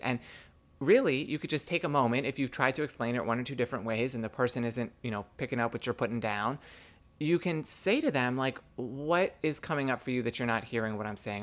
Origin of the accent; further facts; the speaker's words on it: New York City, New York, United States; I grew up gay in the New York City public school system